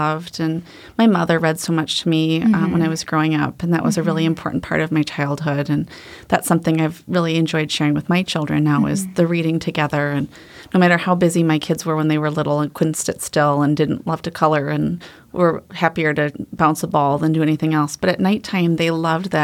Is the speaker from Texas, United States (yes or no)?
no; Janesville, Wisconsin, United States; moved away as an adult; now in Wisconsin Rapids, United States; I grew up in Janesville, Wisconsin